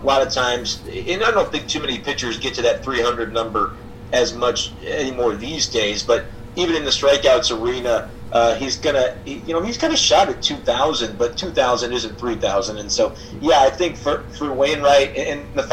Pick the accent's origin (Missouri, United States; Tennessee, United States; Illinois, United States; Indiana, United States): Missouri, United States; St. Louis; as a kid, I grew up in St. Louis